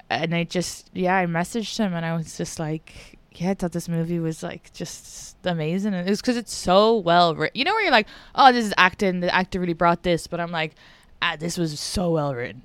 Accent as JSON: {"language": "English", "country": "Ireland", "moved": "yes", "lives_now": "United States", "said": "I'm from Ireland and an immigrant"}